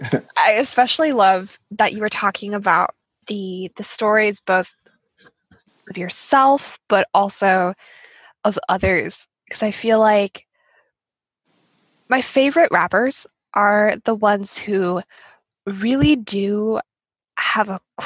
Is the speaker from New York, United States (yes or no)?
no; Montana, United States; I grew up in Montana and I was basically in the country, you know?